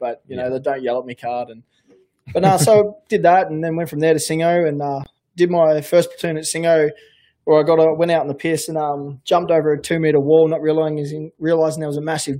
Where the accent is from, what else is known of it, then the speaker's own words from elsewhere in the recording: Queensland, Australia; also born or lived in Sydney; I'm from Queensland. And lived in Sydney, so I don't know what Canberra's like.